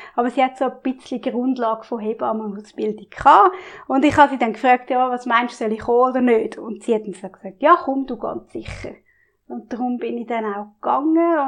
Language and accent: German; Glarnerland, Glarus, Switzerland; ich bin im Glanerland aufgewachsen